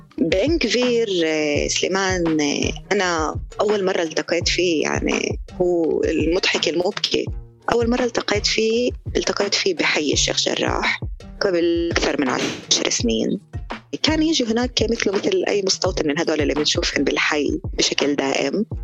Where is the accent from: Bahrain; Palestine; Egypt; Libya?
Palestine; إحنا كفلسطينيين